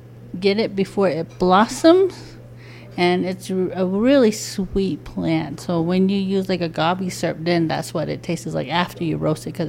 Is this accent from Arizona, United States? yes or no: yes; San Carlos Apache Reservation, Arizona, United States; I am from the Narastwasan clan from the St. Carlos Apache tribe